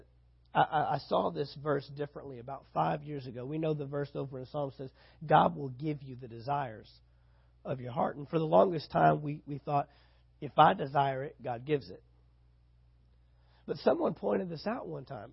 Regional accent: San Antonio, Texas, United States; now in Valdosta, United States; my hometown, San Antonio, Texas

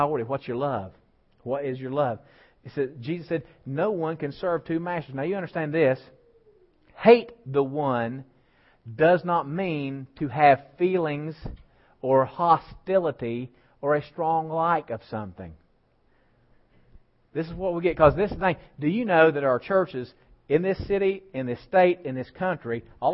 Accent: West Virginia, United States; I was raised in West Virginia

